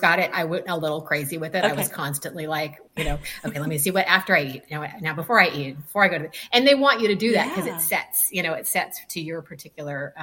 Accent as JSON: {"language": "English", "region": "California", "country": "United States", "moved": "as an adult", "lives_now": "Florida, United States", "said": "I'm originally from California"}